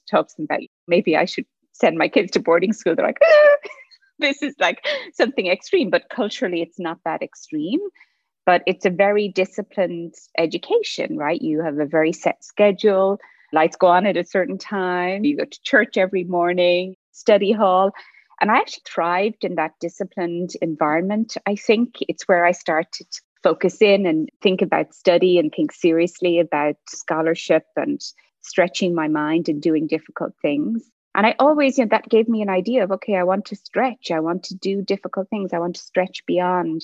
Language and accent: English; Kilkenny, Leinster, Ireland; moved away; I grew up in Ireland in a small village outside a small town. The town's called Kilkenny